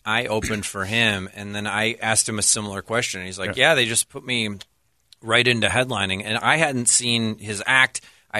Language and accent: English; Wisconsin, United States; moved away; I'm originally from Wisconsin